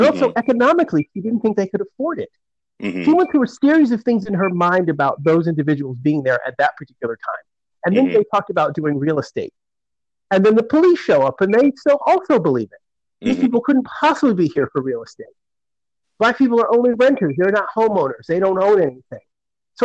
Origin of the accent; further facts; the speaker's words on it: Connecticut, United States; now in Philadelphia, United States; When I grew up in Connecticut, we didn't learn anything at all about black history